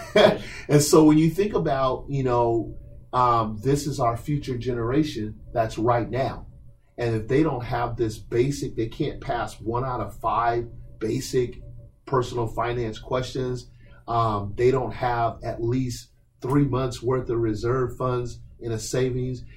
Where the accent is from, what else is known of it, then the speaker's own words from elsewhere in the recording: Portland, Oregon, United States; when I was a young person growing up in Northeast Portland in the late 70s